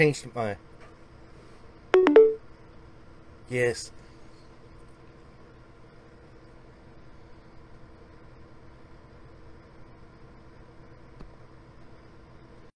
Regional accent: Mississippi, United States; I am from Mississippi.

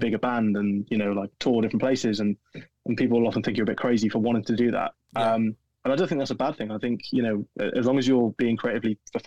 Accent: Welsh, Wales, United Kingdom; being Welsh

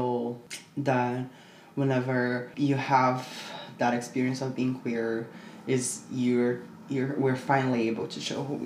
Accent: Brazil; moved away as an adult; now in Canada; I'm originally from Brazil. I moved to Canada

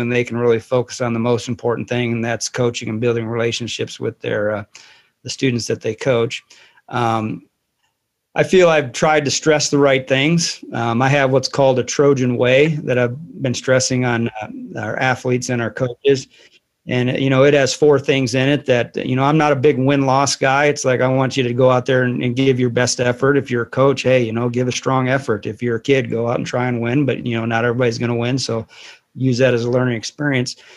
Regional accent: Joliet, Illinois, United States; also born or lived in Saudi Arabia; now in Fairfield, United States; I'm originally from Joliet, Illinois

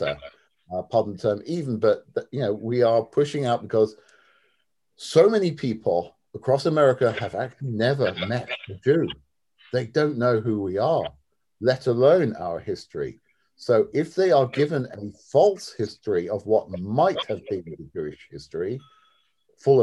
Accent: London, United Kingdom; also born or lived in Syracuse, New York; my background is that I am from London, England

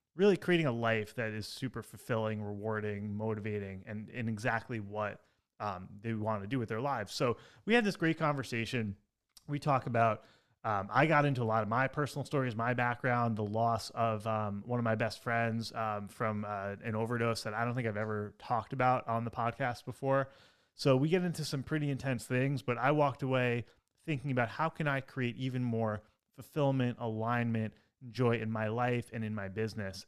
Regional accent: Long Island, New York, United States; moved away as an adult; also born or lived in Manhattan / Brooklyn; now in Southern California, United States; I grew up on Long Island

